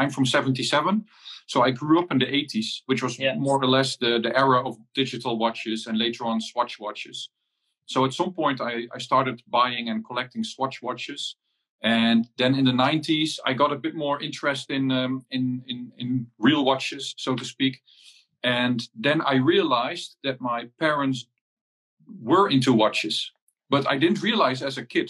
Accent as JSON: {"language": "English", "country": "Netherlands", "said": "I'm from the Netherlands, and I'm dialing in from home"}